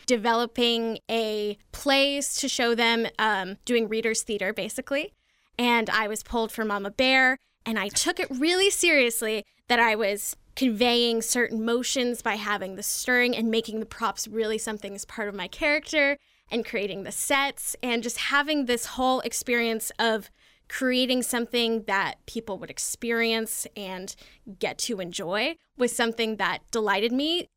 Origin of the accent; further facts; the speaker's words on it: Arizona, United States; moved away as an adult; also born or lived in Colorado / New York City / Washington, D.C.; I was born in Colorado and then raised in Arizona from age eight to eighteen